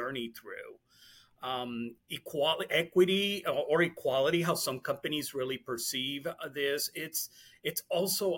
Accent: Puerto Rico; I was born and raised in Puerto Rico

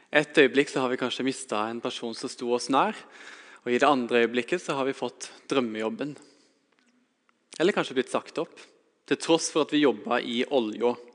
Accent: Vegårshei, Agder, Norway; Jeg har vokst opp på Vegårshei, på et lite småbruk

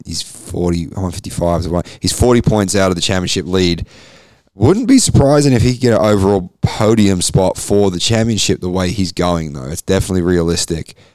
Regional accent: Queensland, Australia; I'm a Queenslander

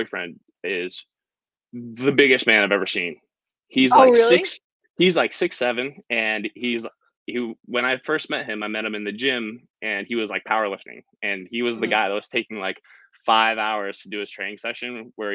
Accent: Brookville, Pennsylvania, United States; now in Connecticut, United States; I'm from Pennsylvania. So like, Western PA, it's Brookville

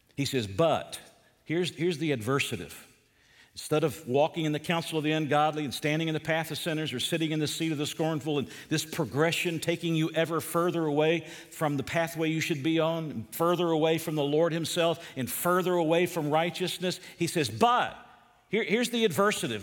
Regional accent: Georgia, United States; moved away; Where I grew up in Georgia

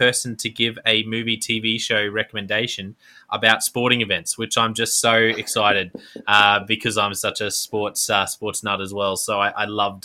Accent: Queensland, Australia; I'm a Queenslander as well

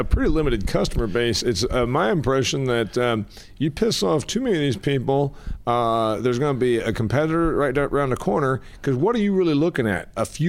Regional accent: Midwest, United States; We all know that because we're from the Midwest.

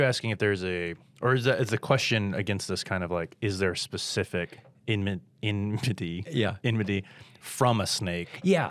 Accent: Mississippi, United States; And I grew up in Mississippi.

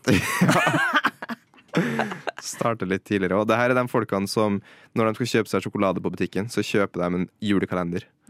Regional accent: Trondheim, Trøndelag, Norway; jeg er jo fra Trondheim

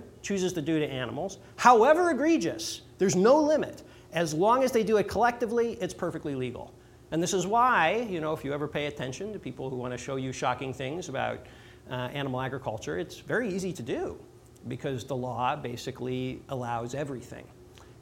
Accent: north suburbs of Chicago, Illinois, United States; I grew up in Illinois, north suburbs of Chicago is where I grew up in the Jewish community there.

